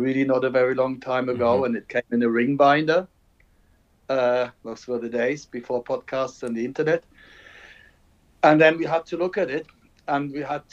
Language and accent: English; Germany; moved away as an adult; now in England, United Kingdom; I'm from Germany, but I've been teaching in England since 1989